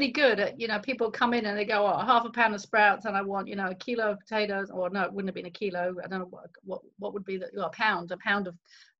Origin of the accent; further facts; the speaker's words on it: London, United Kingdom; moved away as an adult; also born or lived in Auckland, New Zealand; now in Queenstown, New Zealand; I grew up in the UK, and people can probably spot that from my accent. And I spent the first 30 years of my life in the UK